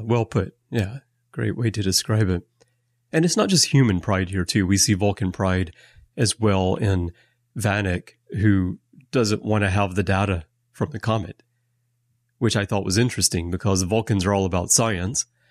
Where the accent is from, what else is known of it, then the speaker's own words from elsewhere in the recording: Alabama, United States; moved away as an adult; now in Japan; I have lived in Japan for twenty-five years, although I'm American, and I'm originally from Alabama.